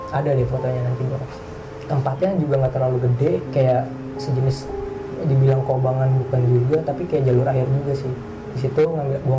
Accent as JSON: {"language": "Indonesian", "region": "Java", "country": "Indonesia", "said": "kan gue orang Jawa ya orang hati gitu kan"}